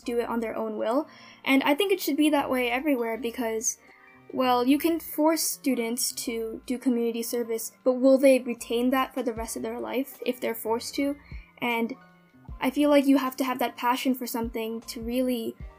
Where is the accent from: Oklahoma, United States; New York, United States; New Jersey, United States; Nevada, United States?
New Jersey, United States; I'm 16 years old, and I'm from New Jersey